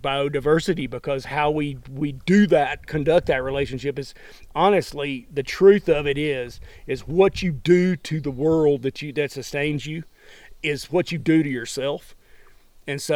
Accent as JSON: {"language": "English", "region": "the American South", "country": "United States", "moved": "yes", "lives_now": "Montana, United States", "said": "a Southern American who's now old"}